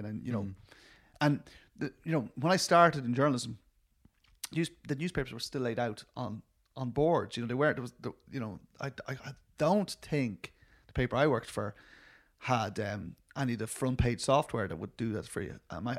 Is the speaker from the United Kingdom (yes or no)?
no; Dublin, Leinster, Ireland; I'm from Dublin